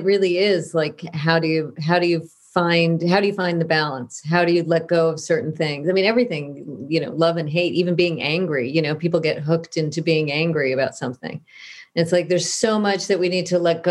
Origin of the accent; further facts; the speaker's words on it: Southern California, United States; I grew up in Southern California